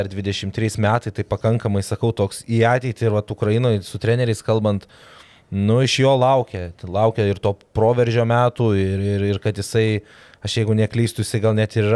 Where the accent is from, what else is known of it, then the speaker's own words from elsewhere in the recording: Kaunas, Kaunas County, Lithuania; aš tiek jis esam iš Kauno